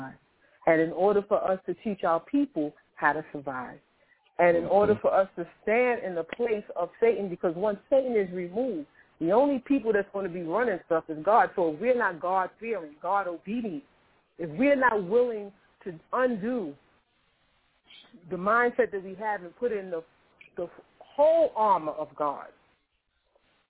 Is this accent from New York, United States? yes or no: yes; New York City, New York, United States; I was born in Harlem Hospital in New York City. I grew up in public housing. I grew up in Queensbridge.